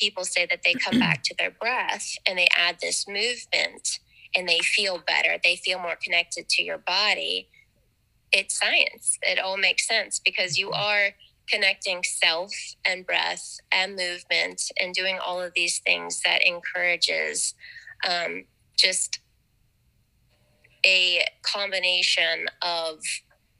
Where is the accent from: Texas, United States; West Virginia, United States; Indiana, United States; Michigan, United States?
West Virginia, United States; Wheeling; now in St. Clairsville, United States; I currently live in St. Clairsville, but I was born and raised in Elm Grove, just right around the corner from the studio.